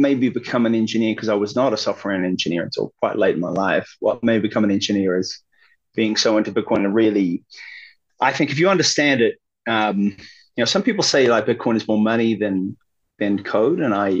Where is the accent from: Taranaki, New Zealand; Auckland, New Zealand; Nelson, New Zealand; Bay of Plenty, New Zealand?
Auckland, New Zealand; moved away as an adult; also born or lived in Tauranga / Wellington; Auckland primarily. I was born in like Tauranga. Spent a bit of time in Wellington while I was a kid